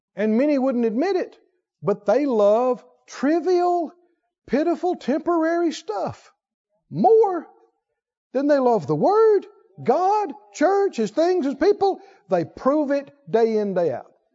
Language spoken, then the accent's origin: English; the South, United States; I grew up in the South and the country, and we were all hot rod heads around there